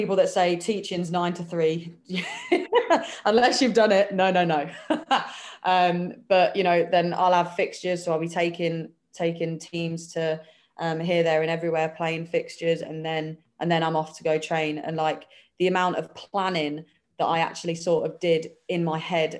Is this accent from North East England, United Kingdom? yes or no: no; Peterborough, East of England, United Kingdom; moved away as an adult; I've always lived in Peterborough